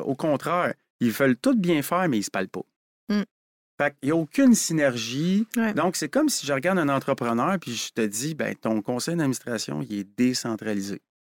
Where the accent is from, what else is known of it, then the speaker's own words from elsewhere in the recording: Quebec, Canada; on est des Québécois.